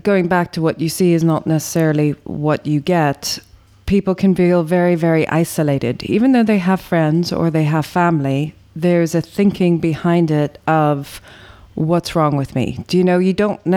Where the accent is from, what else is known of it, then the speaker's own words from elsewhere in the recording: Ireland; being Irish